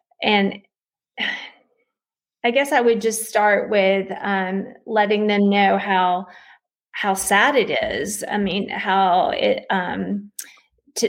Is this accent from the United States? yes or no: yes; East Tennessee, United States; now in Asheville, United States; I grew up in a small town in East Tennessee